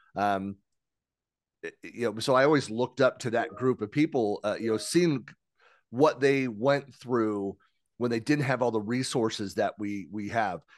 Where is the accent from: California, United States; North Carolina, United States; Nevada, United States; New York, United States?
California, United States; San Francisco Bay Area; I'm born and raised in San Francisco Bay Area